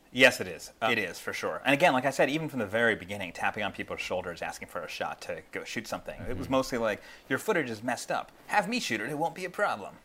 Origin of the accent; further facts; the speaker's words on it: Philadelphia, Pennsylvania, United States; I'm from Philadelphia